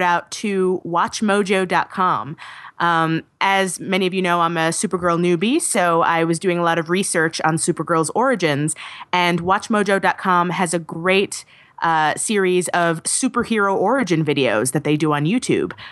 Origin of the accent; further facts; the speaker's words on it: New York City, New York, United States; New York is my hometown